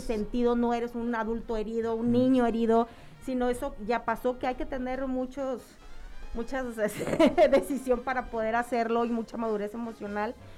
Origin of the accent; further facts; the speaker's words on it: Mexico; los mexicanos somos de muy de comedia